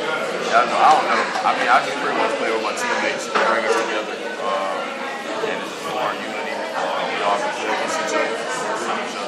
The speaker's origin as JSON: {"language": "English", "area": "Belle Glade", "region": "Florida", "country": "United States", "said": "I'm from Bogey, Florida. People don't know where that's at. It's west of West Palm, close to Lake Okeechobee. It's like... 2 hours and 30 minutes from Orlando, like 3 hours from Miami."}